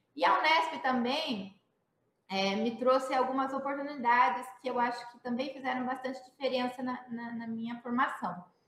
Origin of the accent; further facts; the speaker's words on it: Campinas, São Paulo, Brazil; eu sou campineira, né? Estudei, comecei, estudei no SESI